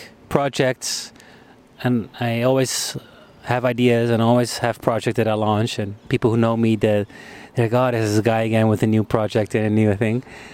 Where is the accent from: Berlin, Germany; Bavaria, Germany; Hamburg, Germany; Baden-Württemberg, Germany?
Bavaria, Germany; Munich; English is a second language; moved away as an adult; also born or lived in Netherlands; now in Amsterdam, Netherlands; I grew up abroad. I lived in Munich for 15 years. I was born here in the Netherlands, but then my dad got a job, so we moved. And then I was 18, finished my international school.